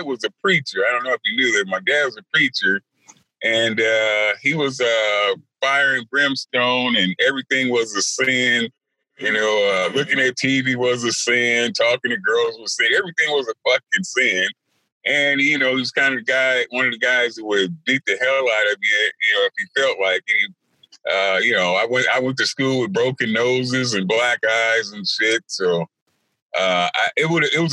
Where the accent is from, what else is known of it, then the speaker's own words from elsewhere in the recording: Compton, California, United States; I grew up in Compton, California